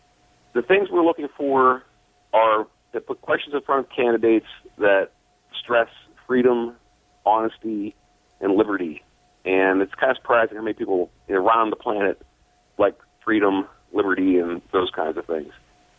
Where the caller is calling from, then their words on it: Philadelphia, Pennsylvania, United States; Calling from Philadelphia, Pennsylvania area.